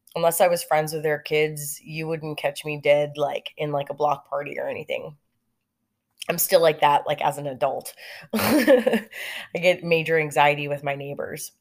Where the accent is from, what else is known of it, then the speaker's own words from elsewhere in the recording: Lake Elsinore, California, United States; I grew up in California and I grew up in Lake Elsinore